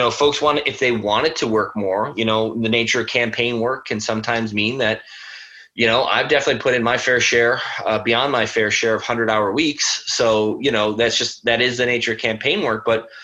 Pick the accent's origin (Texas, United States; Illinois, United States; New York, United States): New York, United States; Buffalo; moved away as an adult; also born or lived in California; I'm from Buffalo, New York.